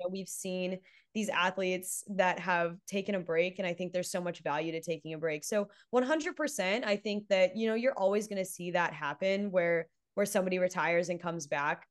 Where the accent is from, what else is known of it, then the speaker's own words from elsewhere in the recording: Texas, United States; I'm from Texas